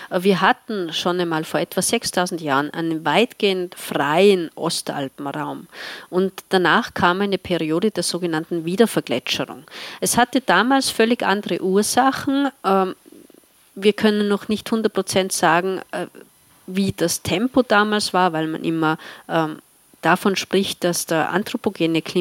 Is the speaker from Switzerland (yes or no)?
no; Tyrol, Austria; Ich komme aus einer Gegend, in der im Winter sehr viel Schnee liegt. Äh, das schneereichste Dorf Österreichs